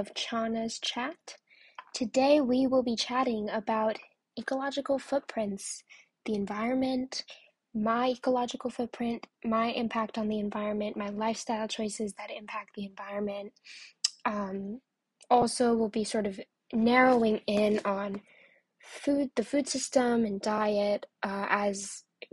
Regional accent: New York City, New York, United States; As a New Yorker myself, and you know, feeling very identified with being from New York

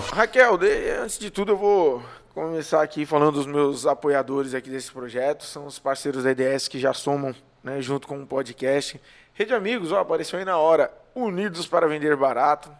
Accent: São Paulo, Brazil; now in Maracanaú, Brazil; Eu sou forasteiro, né? Sou de São Paulo, mas vim para cá

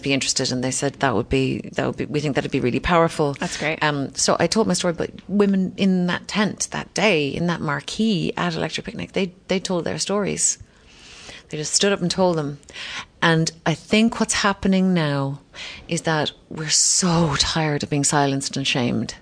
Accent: Kinsale, Munster, Ireland; also born or lived in London; we were in Kinsale, my hometown

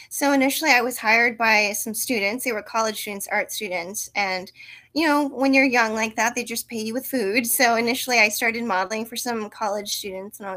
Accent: South Korea; now in United States; You know, I, I grew up in Korea and then we came back and I had like a culture shock

